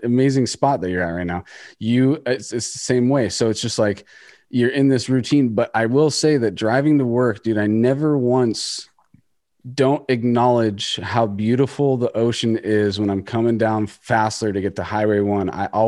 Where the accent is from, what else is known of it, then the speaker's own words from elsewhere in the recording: Iceland; before they even knew … I was from Iceland